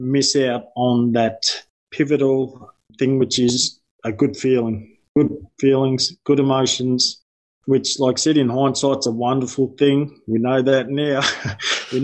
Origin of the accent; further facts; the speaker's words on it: Yarra Valley, Victoria, Australia; I'm from the Yarra Valley.